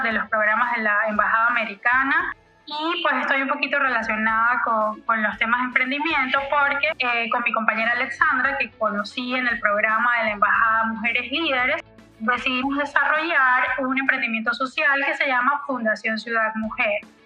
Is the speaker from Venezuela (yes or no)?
yes; Venezuela; moved away as an adult; now in Ecuador; yo soy venezolana, estoy en Ecuador desde hace tres años